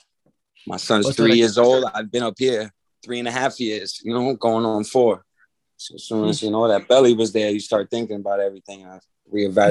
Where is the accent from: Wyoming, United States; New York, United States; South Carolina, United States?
New York, United States; New York City; moved away as an adult; now in Albany, United States; I'm from the Bronx, New York.